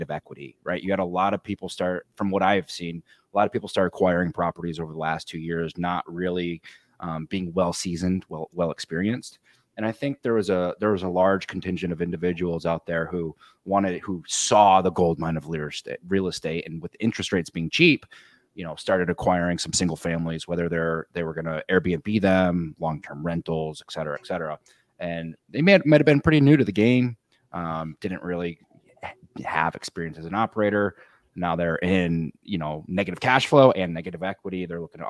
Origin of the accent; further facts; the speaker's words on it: Midwest, United States; just a kid from the Midwest